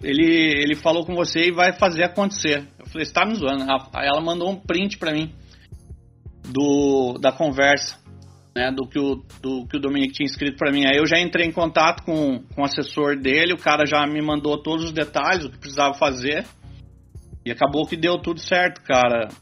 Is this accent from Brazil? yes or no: yes; Brazil; sou brasileiro